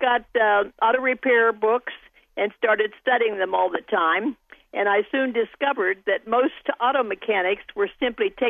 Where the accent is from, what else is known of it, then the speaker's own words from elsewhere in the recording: Kansas, United States; moved away as an adult; also born or lived in Arizona; now in Pittsburgh, United States; I was born and raised in Kansas